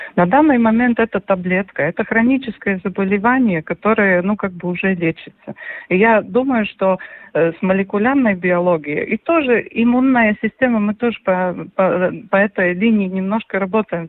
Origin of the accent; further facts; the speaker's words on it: Gulbene, Latvia; я родилась в Губине, у нас была корова